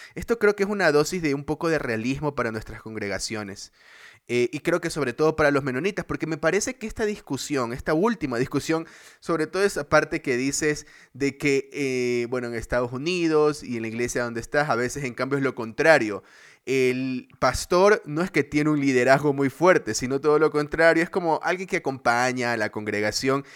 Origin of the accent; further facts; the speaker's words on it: Ecuador; en Ecuador, en mi país